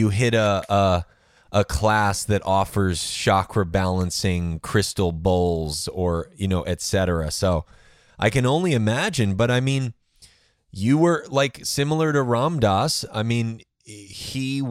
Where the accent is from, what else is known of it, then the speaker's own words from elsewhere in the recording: New York City, New York, United States; moved away; I'm actually from Brooklyn originally